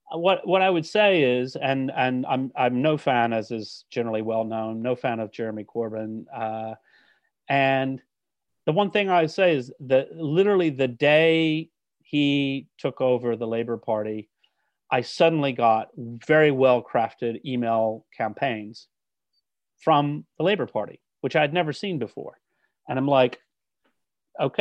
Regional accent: United States; accent: American; now in United Kingdom; As a British citizen with an American accent

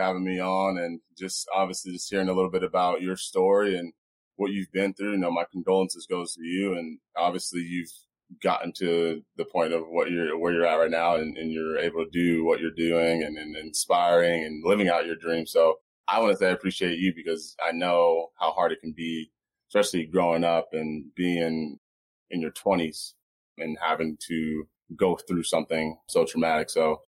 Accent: Phoenix, Arizona, United States; also born or lived in Las Vegas, United States; I was born in Vegas. Ended up living in Washington, D.C., Alaska, Texas, California. Ended up moving to Phoenix where my parents ended up getting divorced. Went to a little bit of grade school here.

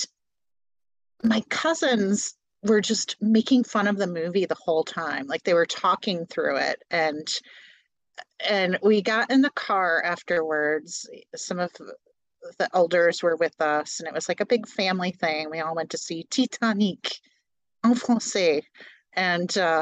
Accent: Northwest Indiana, United States; I'm from Northwest Indiana, not far from, what is it, Calumet City.

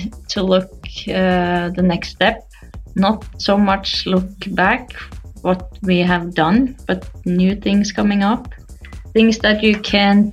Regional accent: Norway; my hometown, Momoen, a small town with 800 people

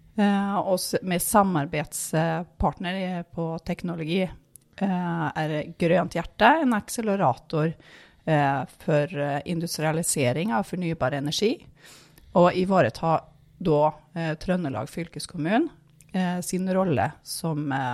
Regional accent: Härnösand, Västernorrland County, Sweden; now in Norway; Ursprungelig så kom jeg fra Hernusand. Det er fem mil nord om Sundsvall.

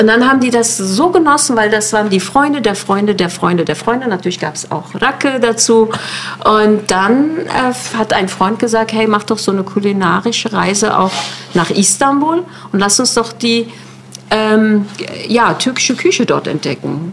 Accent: Neukölln, Berlin, Germany; ich komme aus Neukölln

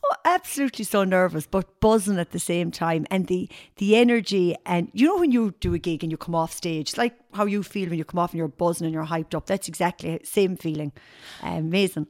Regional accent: Tipperary, Munster, Ireland; moved away as an adult; also born or lived in Limerick; now in Galway, Ireland; I'm actually from Tipperary originally, but I'm, I'm living in Galway now over thirty-three years.

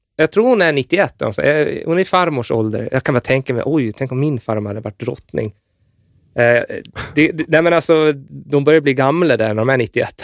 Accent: Gotland, Sweden; jag är från Gotland

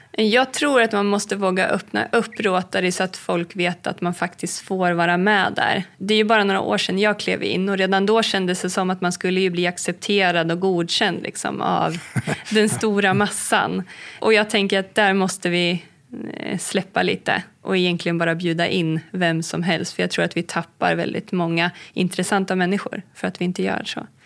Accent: Heden, Södermanland, Sweden; Det är där jag är uppvuxen, vid Heden.

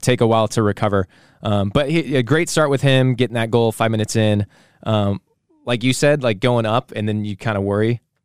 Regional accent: United States; we are American.

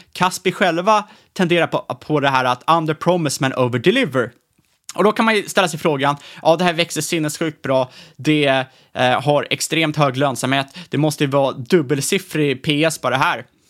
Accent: Sweden; som svenskar

